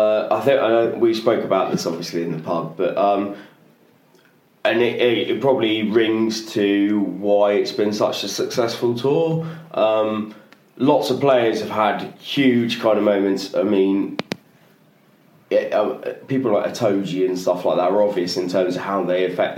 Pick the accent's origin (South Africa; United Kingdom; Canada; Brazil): United Kingdom; England; as an English guy